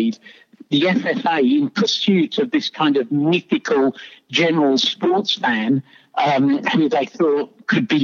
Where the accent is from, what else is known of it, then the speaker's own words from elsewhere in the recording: London, United Kingdom; now in Australia; as you can tell by my accent, I'm from London. Well, you can tell I'm English. I am from London.